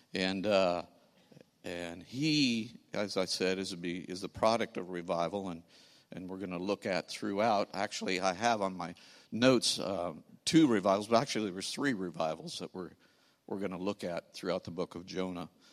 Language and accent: English; St. Louis, Missouri, United States; we are from Saint Louis, the other city in, in Missouri